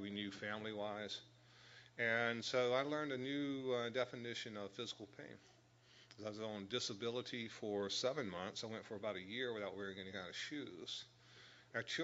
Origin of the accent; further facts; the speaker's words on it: Raleigh, North Carolina, United States; moved away as an adult; also born or lived in Los Angeles, United States / Dallas, United States / Washington, D.C., United States; we grew up in the North Carolina area, in the Raleigh area.